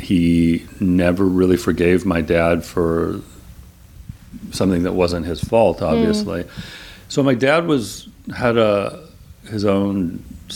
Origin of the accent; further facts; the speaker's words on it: Claremont, California, United States; I grew up in Claremont, which is like 30 miles east of here.